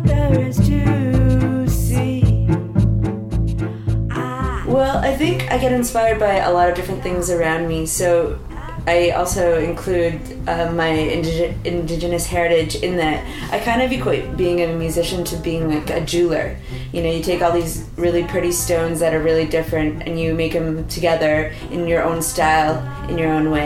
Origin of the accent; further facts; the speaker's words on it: North Tallcree Reserve, Northern Alberta, Canada; now in Vancouver, Canada; I'm from the North Tawkwee Reserve in Northern Alberta